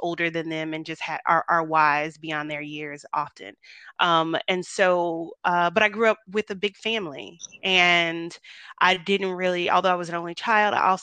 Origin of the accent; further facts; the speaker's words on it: Tampa, Florida, United States; moved away as an adult; now in Dallas, United States; I'm from Tampa originally